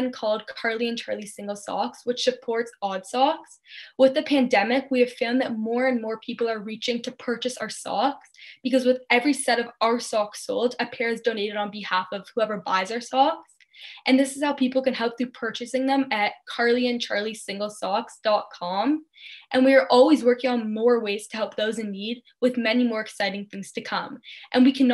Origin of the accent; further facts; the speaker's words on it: Thornhill, Ontario, Canada; growing up in Thornhill, Ontario